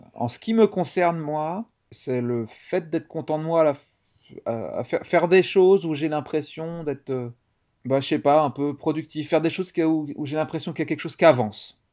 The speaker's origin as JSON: {"language": "French", "town": "Nantes", "region": "Pays de la Loire", "country": "France", "tie": "born or raised there", "said": "je suis donc un comédien nantais. Euh, euh, je suis né à Nantes"}